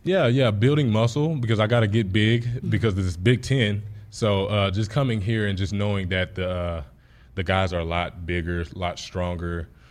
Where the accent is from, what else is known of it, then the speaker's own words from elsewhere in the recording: Texas, United States; moved away as an adult; now in Nebraska, United States; Texas was my hometown